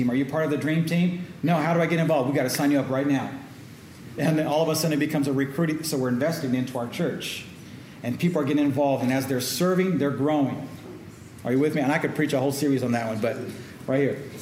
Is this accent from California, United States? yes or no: yes; Oakland, California, United States; I'm from Oakland, so uh, Bay Area yeah